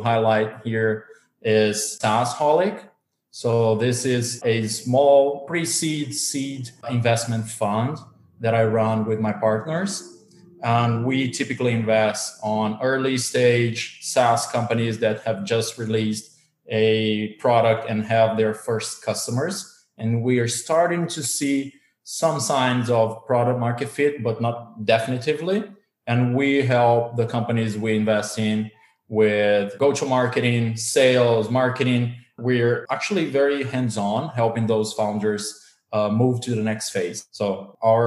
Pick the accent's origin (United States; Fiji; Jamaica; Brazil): Brazil; also born or lived in Germany; Originally, I'm from Brazil